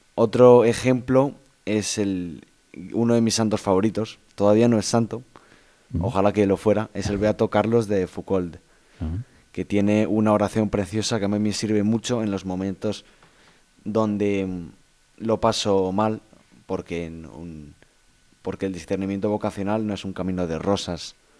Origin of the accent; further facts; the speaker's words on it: Valencia, Valencian Community, Spain; Yo soy de Valencia